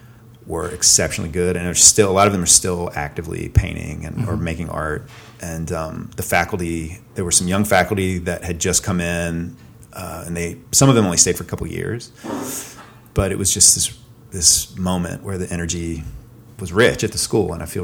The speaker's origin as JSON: {"language": "English", "region": "the South", "country": "United States", "tie": "born or raised there", "said": "So I did have a moment where I was sort of thinking about like growing up in the South and Southern literature."}